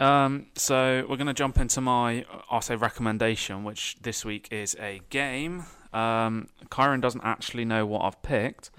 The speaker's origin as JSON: {"language": "English", "country": "United Kingdom", "said": "as a British person"}